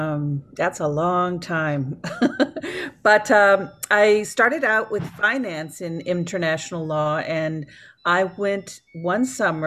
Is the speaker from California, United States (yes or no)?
no; Mercedes, Texas, United States; also born or lived in Washington, D.C., United States; I grew up in the Valley, down by Mercedes and Harlingen, and so that's really my area. I went to school there.